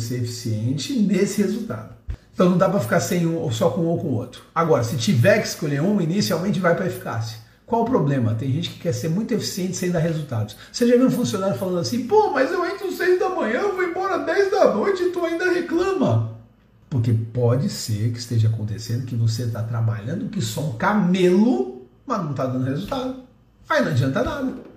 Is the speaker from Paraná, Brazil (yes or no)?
no; Santos, São Paulo, Brazil; eu sou santista